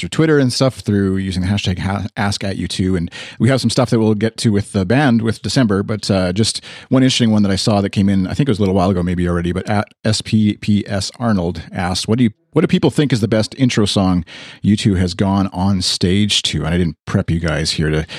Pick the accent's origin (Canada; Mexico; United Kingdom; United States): Canada; Speaking as a Canadian